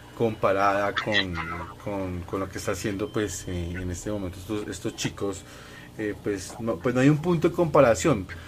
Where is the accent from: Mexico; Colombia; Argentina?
Colombia; nosotros colombianos